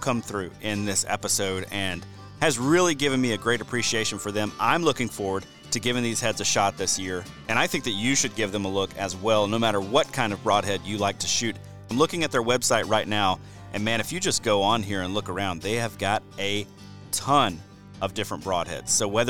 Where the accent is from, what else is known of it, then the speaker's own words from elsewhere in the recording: Georgia, United States; I've been doing some habitat consulting for landowners in Georgia, my home state of Georgia